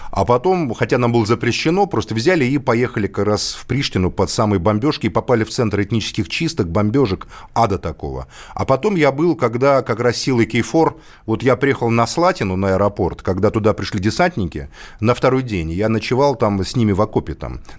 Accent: Moscow, Russia; Я сам русский, москвич, но я не могу вот делить с Белоруссией там молоком молоко ваше или наше.

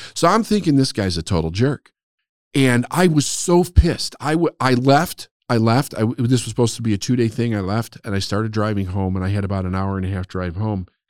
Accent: Chicago, Illinois, United States; also born or lived in Phoenix, Arizona; I was born and raised in Chicago, but for three years, in a very important three, three-year period of time, we moved to Phoenix

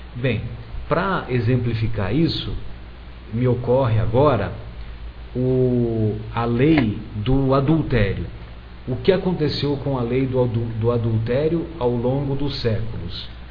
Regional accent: São José do Rio Pardo, São Paulo, Brazil; eu sou de uma cidade do interior de São José do Rio Pardo e, e eu cresci na década de 70 até meados da década de 80

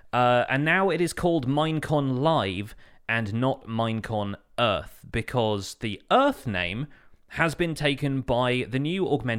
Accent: United Kingdom; which I appreciate being British.

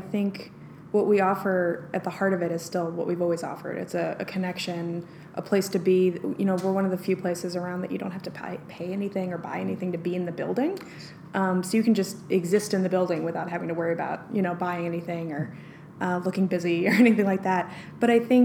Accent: New York, United States; moved away; also born or lived in Denver, Colorado; I'm from New York

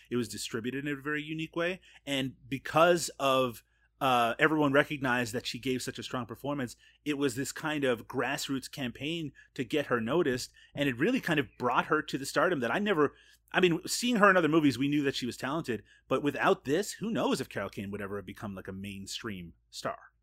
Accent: Canada; as a Canadian

